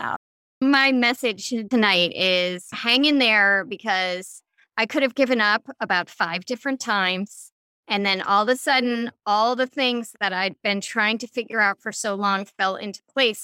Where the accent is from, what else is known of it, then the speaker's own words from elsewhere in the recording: Chicago, Illinois, United States; I'm from Chicago